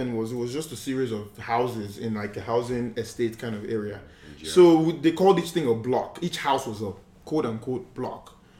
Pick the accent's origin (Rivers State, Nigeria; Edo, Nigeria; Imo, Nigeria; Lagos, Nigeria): Rivers State, Nigeria; Port Harcourt; I grew up in Port Harcourt, born and raised in Port Harcourt.